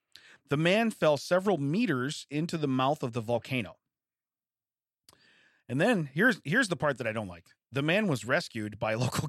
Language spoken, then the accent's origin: English; Baltimore, Maryland, United States; Yeah, well, I'm from Baltimore, so it doesn't apply to me.